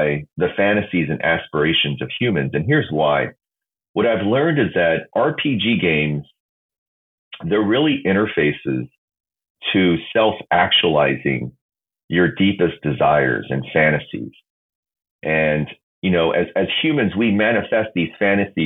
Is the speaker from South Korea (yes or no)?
yes; South Korea; I grew up in South Korea.